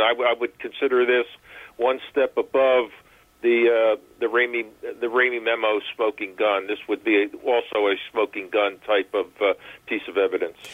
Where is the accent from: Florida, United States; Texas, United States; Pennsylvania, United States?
Pennsylvania, United States; Philadelphia; I'm a city fellow, uh, born and raised in Philadelphia